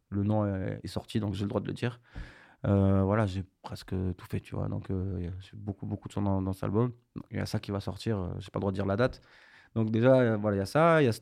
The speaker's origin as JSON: {"language": "French", "town": "Marseille", "region": "Provence-Alpes-Côte d'Azur", "country": "France", "said": "N'oublie pas que je suis marseillais"}